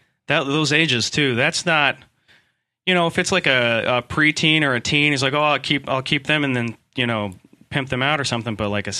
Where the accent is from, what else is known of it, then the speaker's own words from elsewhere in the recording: Huntsville, Texas, United States; I grew up in Huntsville, where they execute, like, everyone in Texas, right?